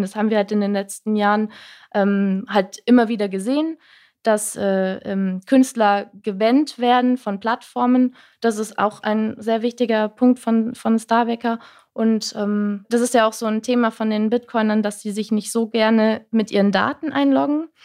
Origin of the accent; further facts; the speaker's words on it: Rhine-Main area, Germany; ich komme eigentlich äh, raus aus dem Rhein-Main-Gebiet